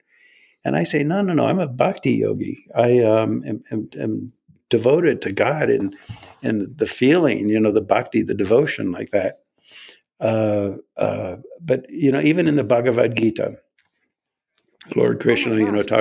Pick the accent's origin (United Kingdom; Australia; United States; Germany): United States; I was born in America.